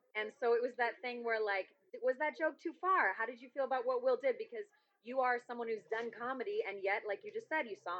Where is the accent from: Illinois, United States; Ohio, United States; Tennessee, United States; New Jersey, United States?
Illinois, United States; Chicago; I'm from Chicago.